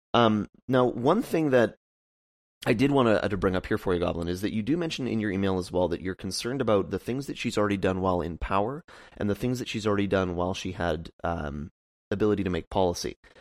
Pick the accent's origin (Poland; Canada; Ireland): Canada; me as a Canadian